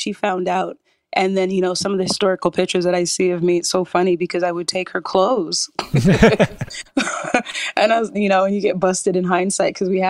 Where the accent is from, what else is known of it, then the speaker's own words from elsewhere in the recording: Canada; accent: Canadian; they thought my Canadian accent even sounded Jamaican, like more Jamaican at that time.